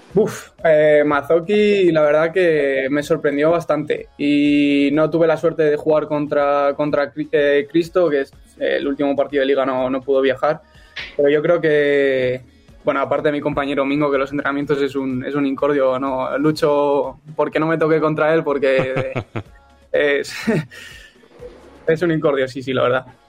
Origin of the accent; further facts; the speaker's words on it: Illescas, Castilla-La Mancha, Spain; el equipo de mi, de mi pueblo